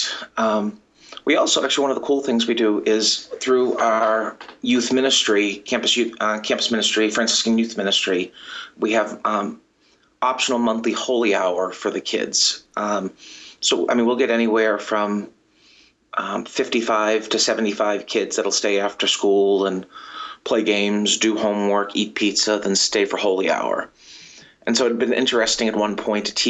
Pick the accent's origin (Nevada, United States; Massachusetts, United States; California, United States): Massachusetts, United States; Boston; now in Baltimore, United States; I'm originally from the Boston area